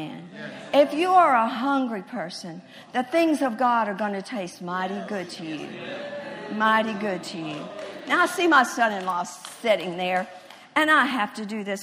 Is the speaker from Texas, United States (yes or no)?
yes; Texas, United States; I'm a Texan